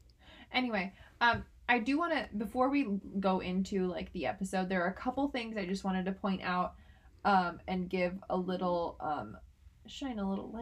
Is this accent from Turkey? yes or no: yes; Turkey; accent: Turkish; That sounds, my accent's Turkish, so anyway.